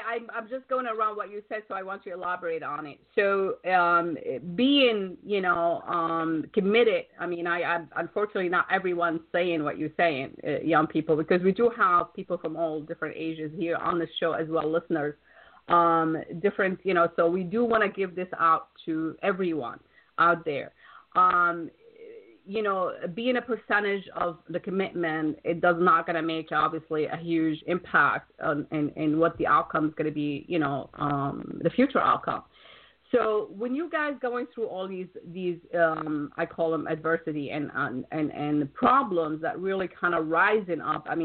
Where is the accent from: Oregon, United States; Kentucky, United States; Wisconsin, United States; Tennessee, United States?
Wisconsin, United States; Wisconsin is actually my uh, my hometown originally.